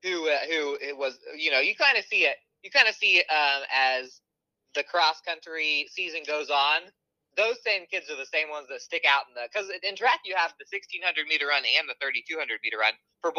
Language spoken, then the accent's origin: English; South Central Iowa, United States; now in Southeast Iowa, United States; I'm from South Central Iowa